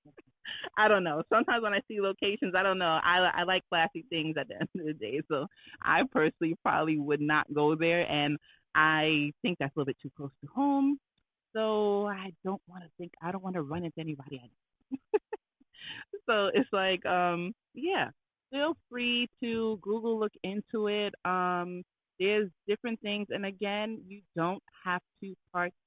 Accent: New York, United States; I'm from New York

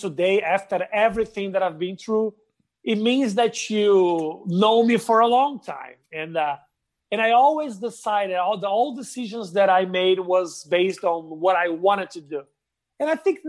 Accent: Porto Alegre, Rio Grande do Sul, Brazil; English is a second language; moved away as an adult; also born or lived in São Paulo, Brazil; now in United States; when I moved from Porto Alegre to São Paulo

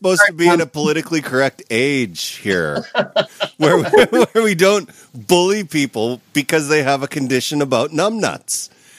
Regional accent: Canada; No, you see, Andrew, I'm a Canadian.

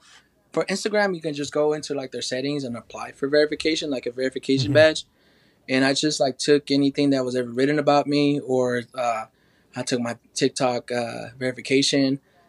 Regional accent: Oklahoma, United States

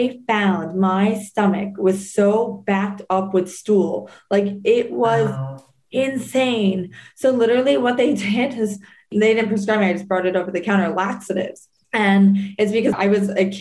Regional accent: New Jersey, United States; growing up in New Jersey

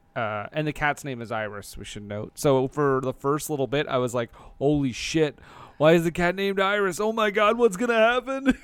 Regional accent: Alberta, Canada; I'm from Alberta

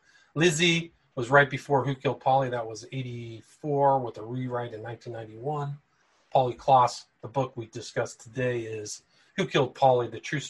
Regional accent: California, United States; when I grew up in California back in the 70s and 80s, there were still heavy duty biker bars in the peninsula.

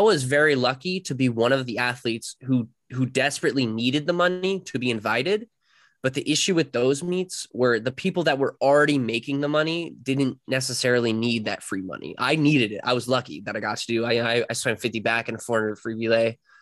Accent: Cary, North Carolina, United States; I'm from Cary, North Carolina, which is like fifteen minutes away from N C State

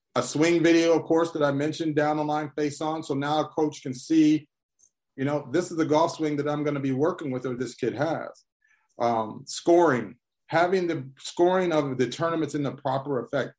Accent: Columbia, Missouri, United States; I'm originally from Columbia, Missouri.

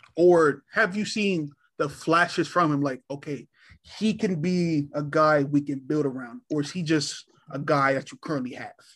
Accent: Virginia, United States; I'm originally from Virginia

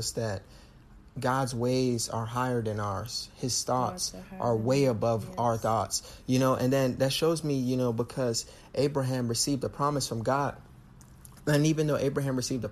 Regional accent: Jamaica; I'm Jamaican

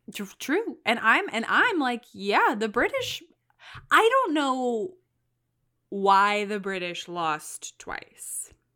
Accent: Louisiana, United States; I was born in Louisiana, so I say New Orleans

